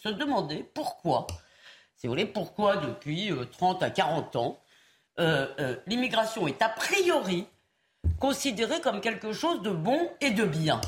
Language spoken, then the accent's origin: French; Épinay-sur-Seine, Île-de-France, France; quand j'étais petite à Épinay sur seine